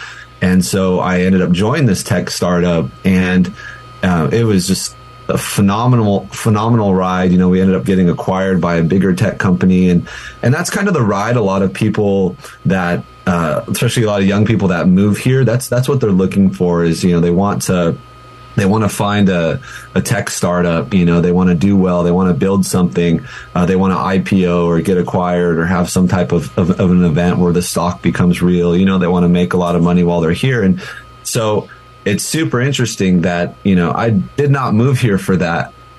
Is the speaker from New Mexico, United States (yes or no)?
yes; Albuquerque, New Mexico, United States; You know, I came from Albuquerque. We have family in, you know, Colorado, other places